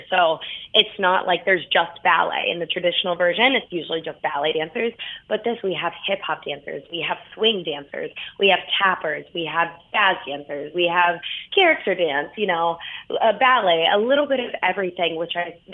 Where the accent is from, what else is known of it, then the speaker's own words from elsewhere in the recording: Pittsburgh, Pennsylvania, United States; I was born in Pittsburgh, Pennsylvania, which is where Billy Strayhorn is from. So I grew up around jazz.